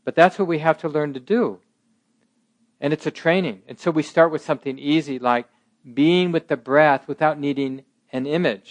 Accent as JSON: {"language": "English", "town": "Minneapolis", "region": "Minnesota", "country": "United States", "tie": "born or raised there", "said": "I was born in 1958, I grew up in North Minneapolis"}